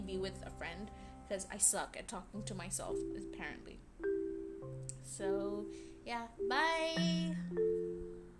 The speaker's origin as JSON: {"language": "English", "country": "Brunei", "tie": "born or raised there", "also_born_or_lived": "India", "said": "I was born in India. However, after my first birthday, I moved back. Not moved back, I mean, I moved to Brunei. And I'm 19 now, so I've lived in Brunei for the past 18 years"}